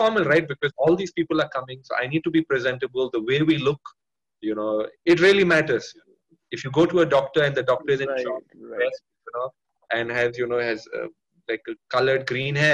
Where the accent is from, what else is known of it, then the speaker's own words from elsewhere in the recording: India; I am Indian